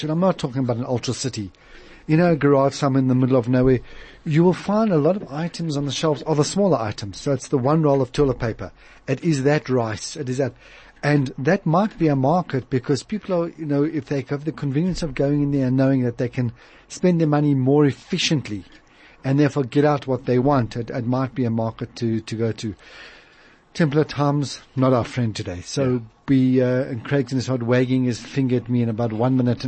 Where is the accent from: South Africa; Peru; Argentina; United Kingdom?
South Africa; Johannesburg, Gauteng; growing up in Joburg, privileged in the areas that we are here now